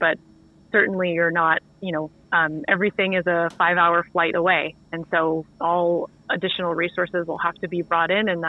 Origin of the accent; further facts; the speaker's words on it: the Big Island, Hawaii, United States; now in Vancouver, Canada; I was born and raised in Hawaii on the Big Island